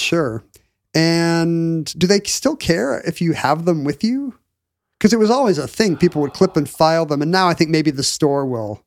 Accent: Seattle, Washington, United States; growing up in Seattle in the seventies and eighties

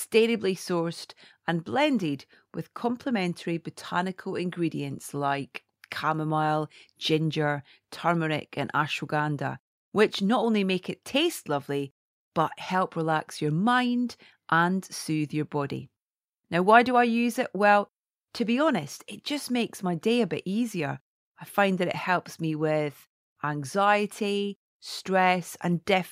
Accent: Scotland, United Kingdom; I'm Scottish

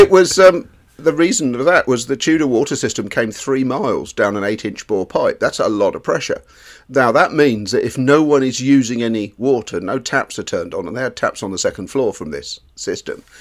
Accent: England, United Kingdom; We are English

